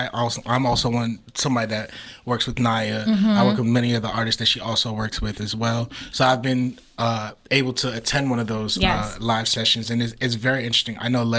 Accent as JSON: {"language": "English", "country": "Sierra Leone", "said": "I'm from Sierra Leone."}